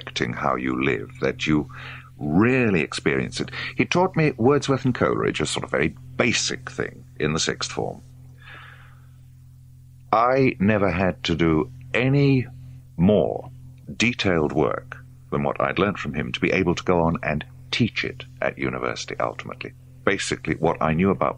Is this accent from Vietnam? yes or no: no; Penzance, South West England, United Kingdom; I was born in Penzance. We were living on the edge of Penzance, but I was a noisy baby, and we had a very noisy dog. So before I was 1 year old, my parents moved out to a more separate house in Haymore